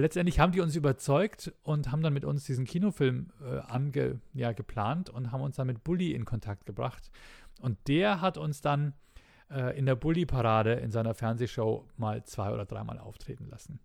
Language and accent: German; Bavaria, Germany; bei uns in Bayern